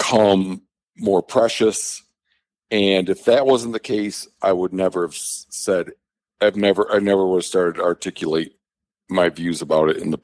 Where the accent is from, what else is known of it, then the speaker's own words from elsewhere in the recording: Michigan, United States; now in Montana, United States; I was raised in Michigan in kind of a rural community